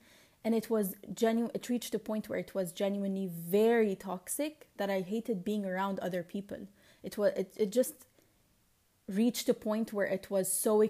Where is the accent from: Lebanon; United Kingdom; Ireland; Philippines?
Lebanon; accent: Lebanese; English is a second language; It's just, it's either in a Lebanese accent or my attempt to be, to adop